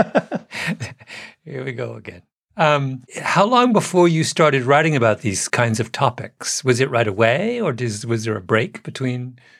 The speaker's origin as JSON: {"language": "English", "region": "England", "country": "United Kingdom", "tie": "born or raised there", "moved": "yes", "said": "I was born in England, my father, very proper Englishman."}